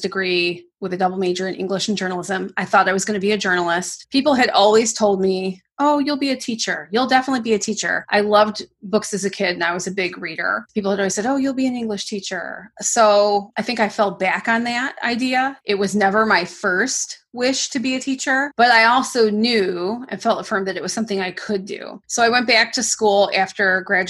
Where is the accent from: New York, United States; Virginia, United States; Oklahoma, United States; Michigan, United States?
Michigan, United States; moved away as an adult; now in Memphis, United States; we're originally from the Midwest, from Michigan